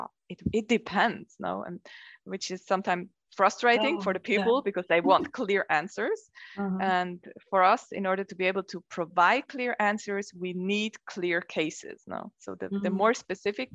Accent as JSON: {"language": "English", "area": "Zurich and Zug", "region": "German-speaking Switzerland", "country": "Switzerland", "tie": "born or raised there", "also_born_or_lived": "Zug / Ticino", "moved": "as an adult", "lives_now": "Lugano, Switzerland", "said": "I'm actually originally coming from the German-speaking part of Switzerland. I grew up in Zurich and Zug, and then moved to Ticino, the Italian-speaking part, in order to study communication"}